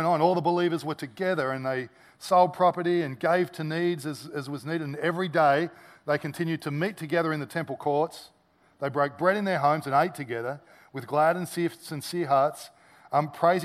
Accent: Australia; as an Aussie

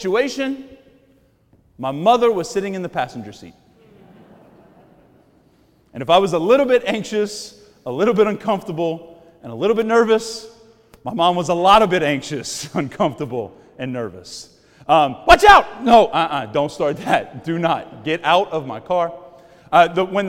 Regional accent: Cajun, Louisiana, United States; I'm a Cajun

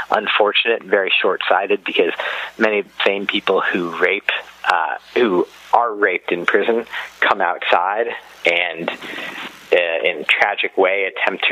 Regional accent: United States; as an American

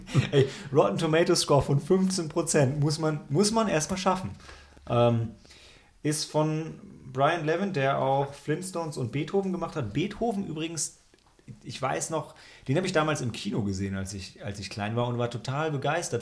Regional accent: Germany; als Deutscher

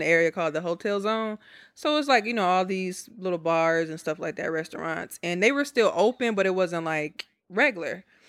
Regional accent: Milwaukee, Wisconsin, United States; now in Houston, United States; I'm from Milwaukee, but I live in Houston

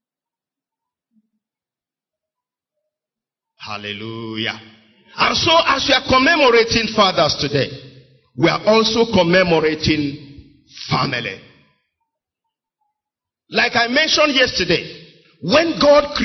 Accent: Onitsha, Anambra, Nigeria; I was born and raised in Onitsha

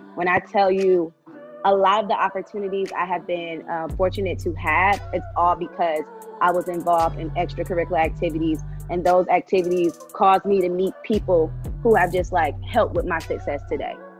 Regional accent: Tallahassee, Florida, United States; moved away as an adult; also born or lived in Rochester, New York; now in Atlanta, United States; I'm originally from Rochester, New York, but I grew up in Tallahassee, Florida.

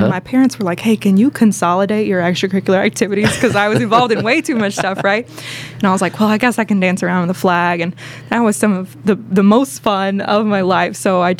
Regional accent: Mount Juliet, Tennessee, United States; I grew up in Wilson County, out there in Mount Juliet. I went to school at Wilson Central

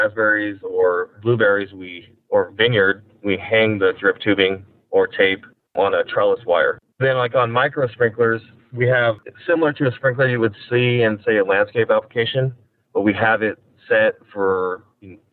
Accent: Salinas Valley, California, United States; also born or lived in San Luis Obispo, California; I grew up in the Salinas Valley

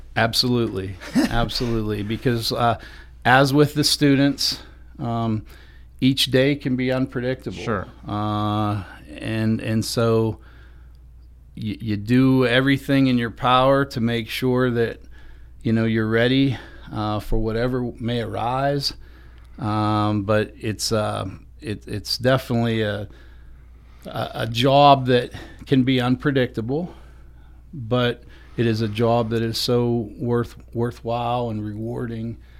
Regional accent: DuBois, Pennsylvania, United States; came back and was fortunate enough to be hired in my hometown

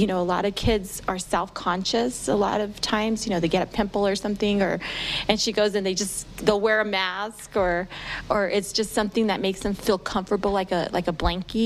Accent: New Mexico, United States; I'm a Hispanic woman, you know, born and raised in New Mexico

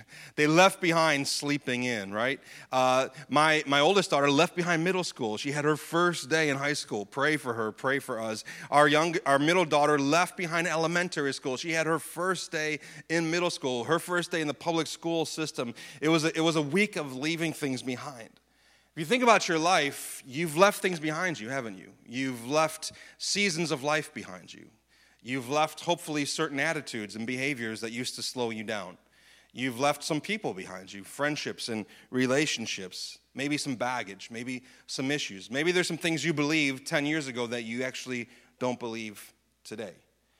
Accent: Syracuse, New York, United States; And growing up in Syracuse, the singular event that really signifies to most people the end of the summer is the New York State Fair, right?

